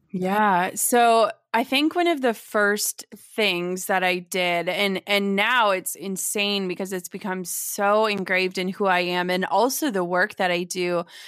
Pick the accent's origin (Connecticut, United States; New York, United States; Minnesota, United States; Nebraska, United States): Minnesota, United States; born or raised there; also born or lived in Wisconsin